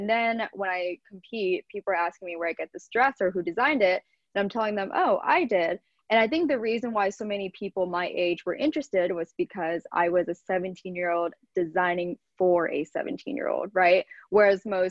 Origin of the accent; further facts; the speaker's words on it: Lancaster, Pennsylvania, United States; moved away as an adult; also born or lived in Orange County, California; now in New York, United States; I was born and raised in Pennsylvania